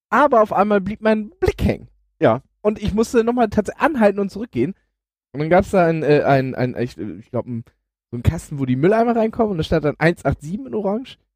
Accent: Elmshorn, Schleswig-Holstein, Germany; ich war äh, lange, lange Pendler zwischen äh, meiner Heimat Emshorn und Hamburg.

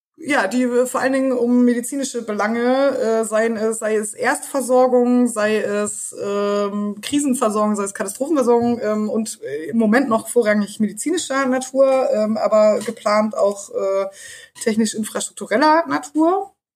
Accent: East Germany, Germany; ich komme aus dem Osten

